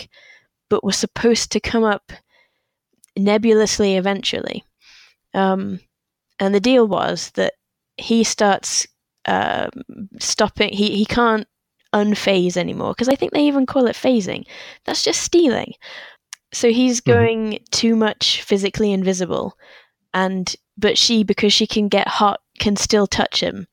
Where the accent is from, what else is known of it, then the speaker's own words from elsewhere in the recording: England, United Kingdom; partly as an English child